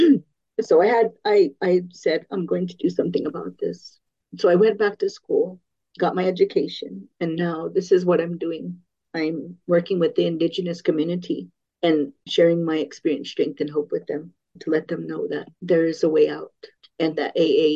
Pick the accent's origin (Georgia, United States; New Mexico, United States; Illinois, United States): New Mexico, United States; San Felipe Pueblo; also born or lived in San Francisco, California; We moved to the reservation when I was 7 years old